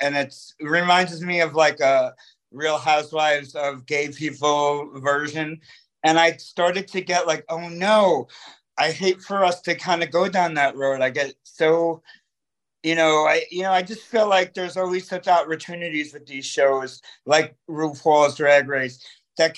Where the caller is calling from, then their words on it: New York, United States; I'm calling from the Bronx